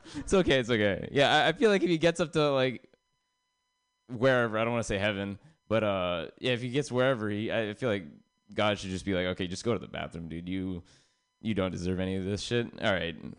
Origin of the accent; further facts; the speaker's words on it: San Jose, California, United States; now in Oakland, United States; I'm from San Jose, um, which means like growing up, I heard the N word a lot, and then uh, when I moved to Oakland